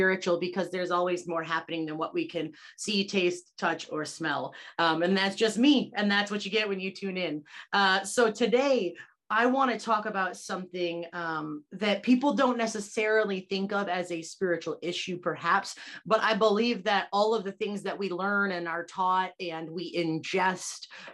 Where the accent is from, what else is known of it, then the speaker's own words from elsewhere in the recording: United States; also born or lived in Olean, New York; being American is a part of my context